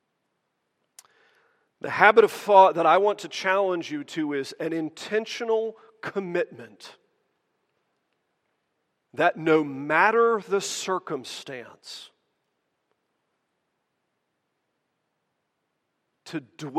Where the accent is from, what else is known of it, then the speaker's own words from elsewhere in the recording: United States; as American Christians